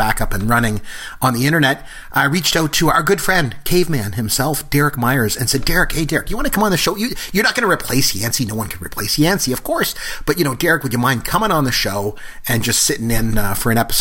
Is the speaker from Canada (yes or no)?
yes; Canada; we're both Canadian